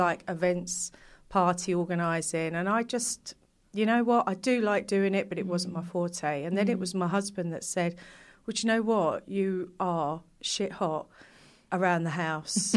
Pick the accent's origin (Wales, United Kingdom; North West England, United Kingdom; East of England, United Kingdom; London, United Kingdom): London, United Kingdom; I grew up in East London